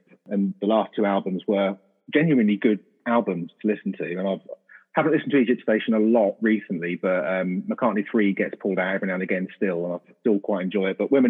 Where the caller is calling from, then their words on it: Huntingdon, East of England, United Kingdom; I am in Huntingdon, which is in between. I always tell people it's near Cambridge, but it's edging closer to Peterborough, really, but in the middle there.